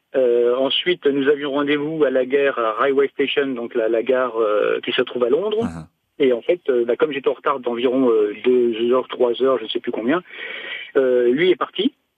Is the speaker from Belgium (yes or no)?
no; France; moved away as an adult; also born or lived in York; je suis français, euh, mon anglais est mauvais et même très mauvais